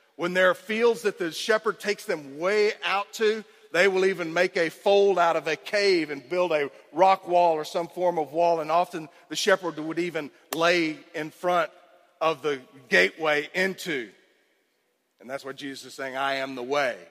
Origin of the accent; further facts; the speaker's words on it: Cypress, Texas, United States; I grew up in Cypress, Texas